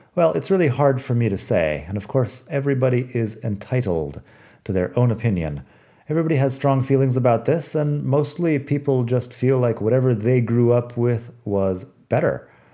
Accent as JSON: {"language": "English", "country": "United States", "moved": "as an adult", "lives_now": "Spain"}